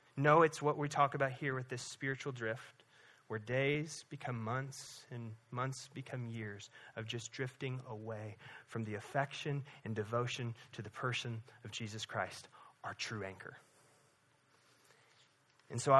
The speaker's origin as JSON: {"language": "English", "area": "Lake of the Ozarks", "region": "Missouri", "country": "United States", "tie": "born or raised there", "said": "growing up on the Lake of the Ozarks"}